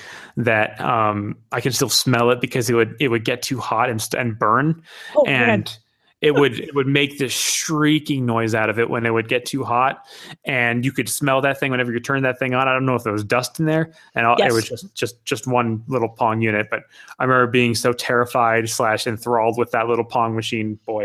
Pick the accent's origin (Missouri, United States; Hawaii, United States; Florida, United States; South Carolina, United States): Hawaii, United States; also born or lived in Japan; I am from Hawaii, and I was born in Japan. I'm half Iranian.